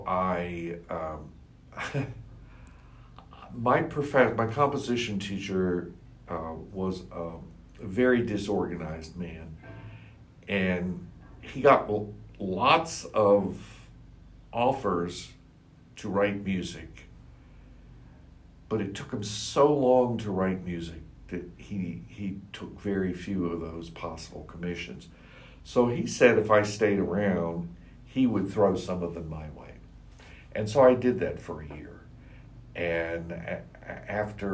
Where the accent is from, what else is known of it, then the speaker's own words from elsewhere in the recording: Staunton, Virginia, United States; also born or lived in Charlottesville, Virginia; he actually ended up moving to Stanton, Virginia